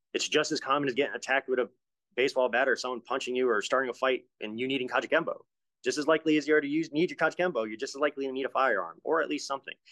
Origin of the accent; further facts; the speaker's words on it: Rhode Island, United States; We had a lot of drive-bys when I was a kid growing up in Rhode Island